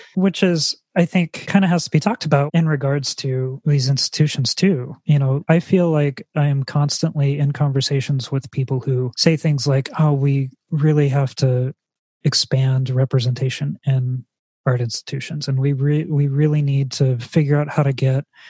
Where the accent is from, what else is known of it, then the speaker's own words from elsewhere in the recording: California, United States; being a person who is from california